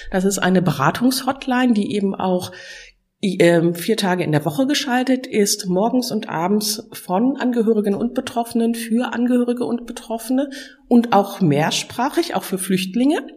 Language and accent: German; Ratingen, North Rhine-Westphalia, Germany; Ich komme aus Ratingen, also aus Nordrhein-Westfalen, bin von Beruf Rechtsanwältin.